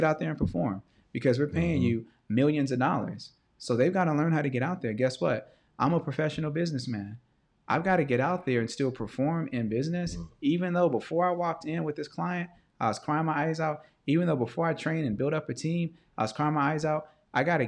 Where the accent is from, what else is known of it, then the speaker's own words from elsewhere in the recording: Los Angeles, California, United States; also born or lived in View Park, California; I grew up in Baldwin Hills. I grew up in View Park, which is a black Baldwin Hills